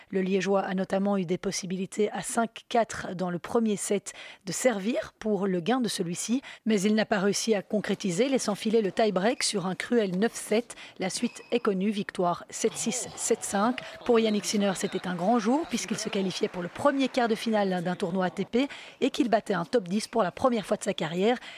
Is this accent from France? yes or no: no; Canada; Ça m'a beaucoup amusé parce que je suis canadien.